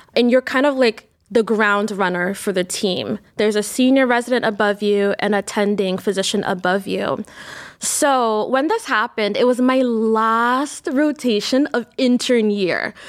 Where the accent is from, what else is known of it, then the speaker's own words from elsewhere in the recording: New York, United States; now in Cleveland, United States; I grew up in New York